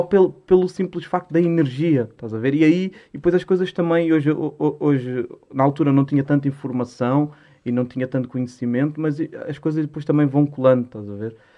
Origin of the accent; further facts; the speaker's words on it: Lisbon, Portugal; also born or lived in Musgueira, Lisbon; Eu, eu nasci na Mesgueira. Uhum. Nasci na Mesgueira Norte, só que, pá, eu pouco me lembro da Mesgueira. A Mesgueira foi abaixo em 2000, para aí. Eu tinha dois, tinha três anos. E hum, e depois fui ali para a Alta de Lisboa, para a Cruz Vermelha